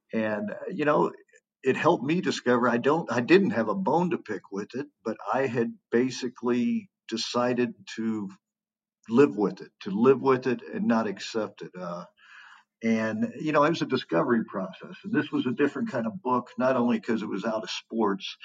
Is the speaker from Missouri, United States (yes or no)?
yes; Kansas City, Missouri, United States; I'm from the Midwest, from Kansas City. It was dear to me home there.